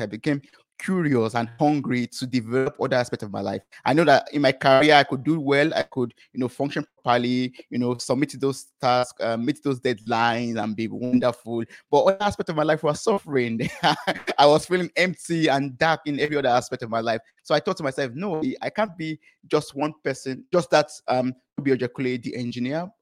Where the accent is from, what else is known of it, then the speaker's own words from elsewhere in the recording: Nigeria; moved away as an adult; I come from Nigeria